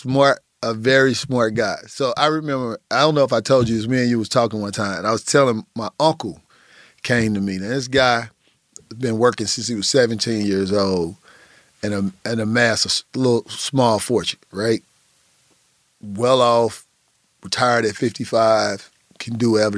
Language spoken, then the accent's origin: English; Midwest, United States; I grew up in the Midwest